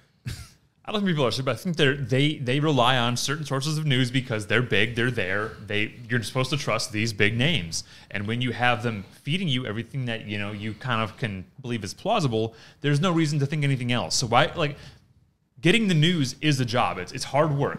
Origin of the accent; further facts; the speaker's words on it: Detroit, Michigan, United States; moved away; I'm from Detroit